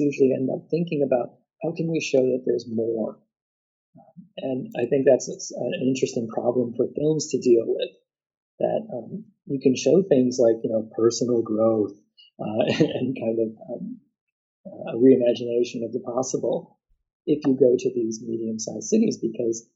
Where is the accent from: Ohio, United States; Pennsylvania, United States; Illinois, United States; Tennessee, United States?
Illinois, United States; outside of Chicago; also born or lived in Christchurch; now in Brisbane, Australia; I grew up outside of Chicago